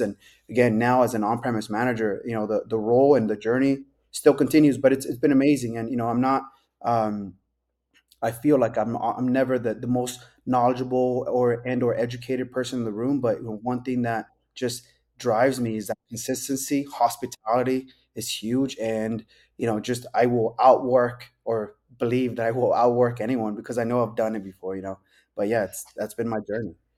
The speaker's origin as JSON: {"language": "English", "town": "Las Vegas", "region": "Nevada", "country": "United States", "tie": "born or raised there", "said": "born and raised in Vegas"}